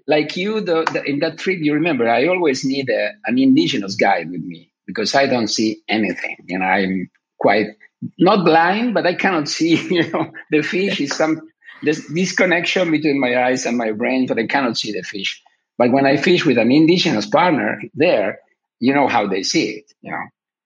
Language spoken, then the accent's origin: English; Buenos Aires, Argentina; I was born in Argentina, and I was raised there in Buenos Aires